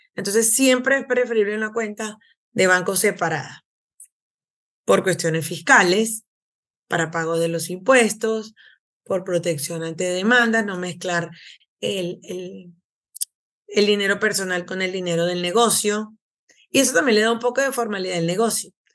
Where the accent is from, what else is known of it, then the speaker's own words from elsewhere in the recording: Venezuela; moved away as an adult; now in United States; soy de Venezuela